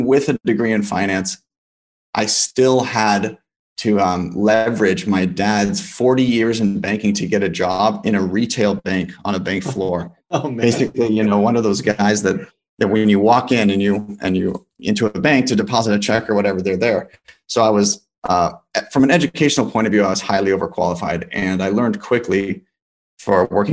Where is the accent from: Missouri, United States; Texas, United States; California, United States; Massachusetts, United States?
California, United States; Los Angeles; also born or lived in Boulder, Colorado; I'm from Los Angeles, and I went to college at the University of Colorado Boulder